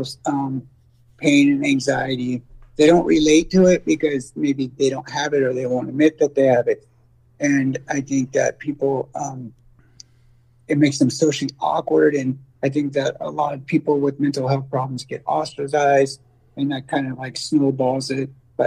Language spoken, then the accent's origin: English; San Francisco Bay Area, California, United States; I grew up in the San Francisco Bay Area